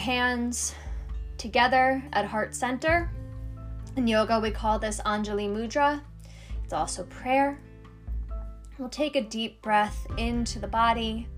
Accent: New York City, New York, United States; I grew up in Queens, New York, where there was lots of hustle and bustle

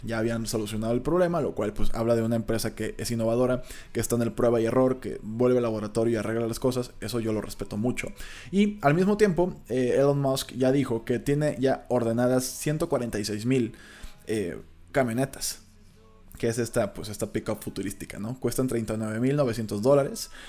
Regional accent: Mexico; cuando te das cuenta de que tú también eres mexicano

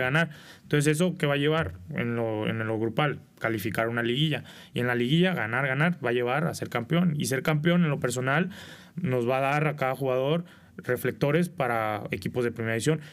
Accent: Culiacán, Sinaloa, Mexico; moved away; a los 14 años, vivía en Culiacán. Soy originario de Culiacán, Sinaloa.

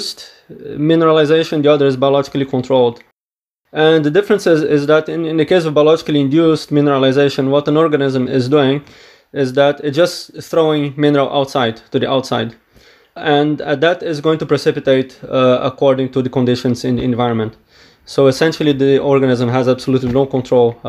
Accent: Brazil; now in Edinburgh, United Kingdom; I am originally from Brazil

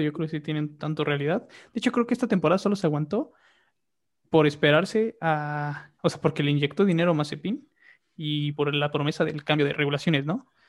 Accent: Mexico; Como mexicano

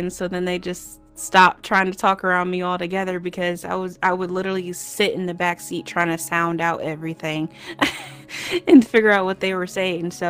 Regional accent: Crown Point, Indiana, United States; also born or lived in Cleveland, Ohio / Dayton, Ohio / Illinois; Yeah, so I was born in Cleveland, Ohio. Um, a couple months old, we moved to Dayton, and then I think when I was like a year or so, we moved to Crown Point, Indiana.

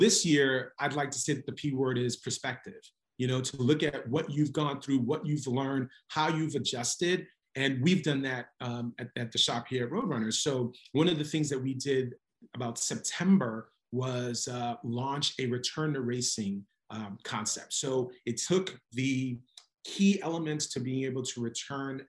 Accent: New York, United States; I was born and raised in New York, as you can tell with my hat here. Native New Yorker

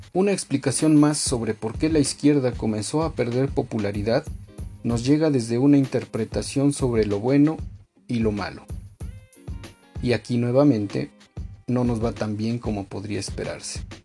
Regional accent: Mexico; aquí mismo en mi país, México

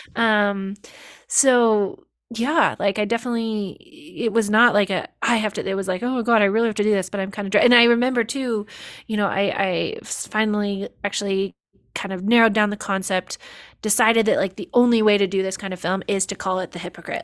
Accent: Olympic Valley, California, United States; also born or lived in Paris, France; I grew up here in Tahoe and Olympic Valley

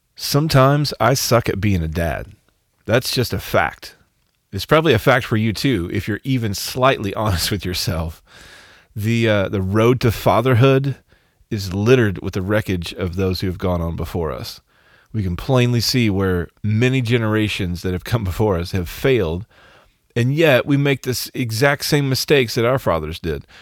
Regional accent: Arkansas, United States; I'm from Arkansas?

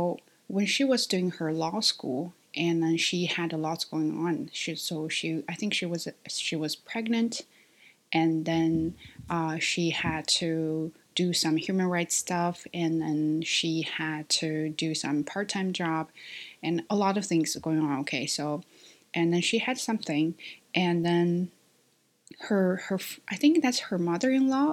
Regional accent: China; English is a second language; my identity as a Chinese

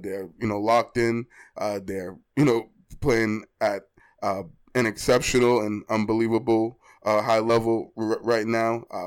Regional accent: Boston, Massachusetts, United States; I'm born and raised in Boston, grew up and lived in Boston all my life

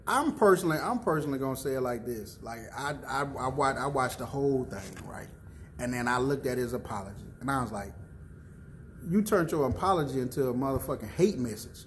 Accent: the South, United States; I'm from the South

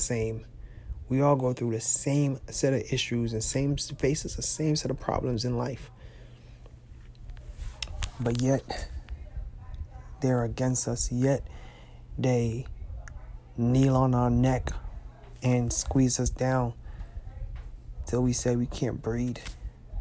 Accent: United States; a young black man growing up in America

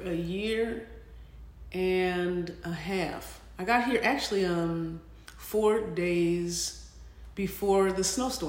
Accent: St. Louis, Missouri, United States; moved away as an adult; I'm from St. Louis, and I am in the field of education.

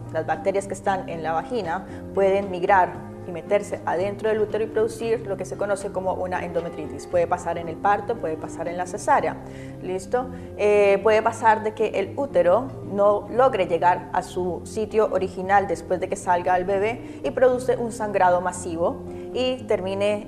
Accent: Colombia; now in Chile; Yo provengo de Colombia

